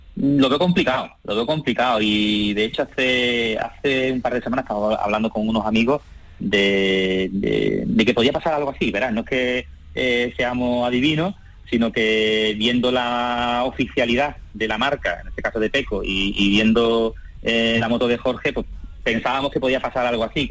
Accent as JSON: {"language": "Spanish", "town": "Jerez de la Frontera", "region": "Andalusia", "country": "Spain", "tie": "born or raised there", "said": "tengo el corazón partido entre eh, mi, Jerez natal y mi madre de Torreceras"}